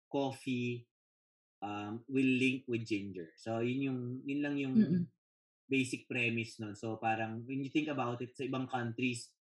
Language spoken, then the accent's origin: Tagalog; Philippines; bilang Pilipino, aminin nyo to, aminin nyo to guys